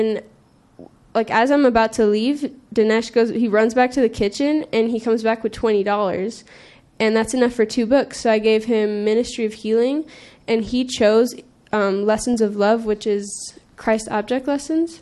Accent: California, United States; I'm from California

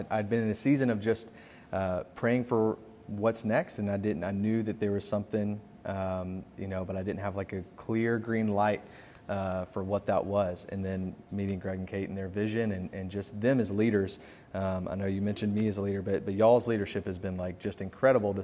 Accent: Memphis, Tennessee, United States; now in Kansas City, United States; I was born and raised in Memphis, Tennessee

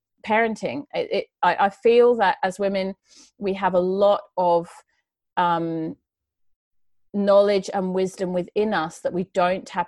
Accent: United Kingdom; moved away as an adult; also born or lived in Sydney, Australia; now in Australia; I grew up just outside of London in the countryside in England.

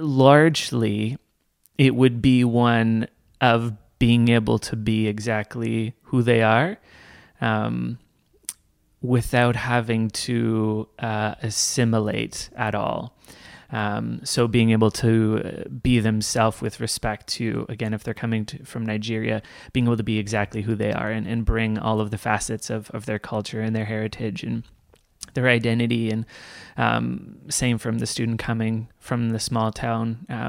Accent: Toronto, Ontario, Canada; So the context that I grew up in, church-wise, my parents planted a church called Cornerstone

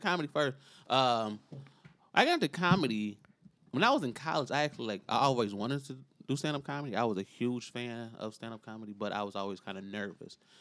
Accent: Chicago, Illinois, United States; I still live, grew up in, still live in Inglewood

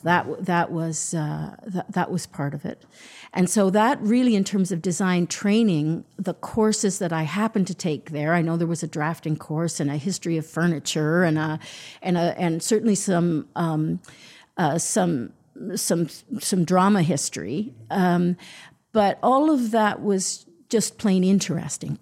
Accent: Toronto, Ontario, Canada; I grew up in Toronto

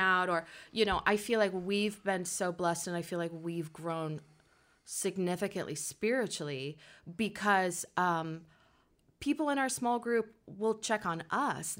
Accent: Portland, Oregon, United States; also born or lived in Salem, Oregon; here in Portland

